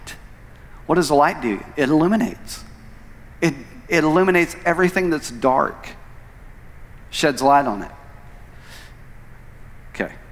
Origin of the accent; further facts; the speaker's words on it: Tulsa, Oklahoma, United States; moved away as an adult; also born or lived in Phoenix; I'd grown up and been born and raised in Tulsa all of my life, and that was where I was born and raised